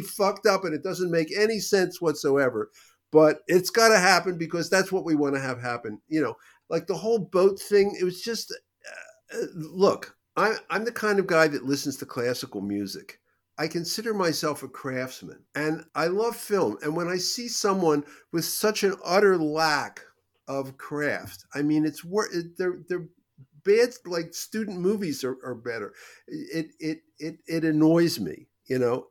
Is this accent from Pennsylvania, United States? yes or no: yes; Philadelphia, Pennsylvania, United States; I grew up in Philadelphia